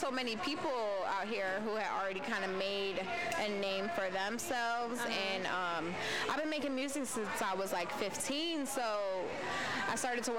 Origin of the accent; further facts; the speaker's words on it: Virginia, United States; So I am originally from Northern Virginia.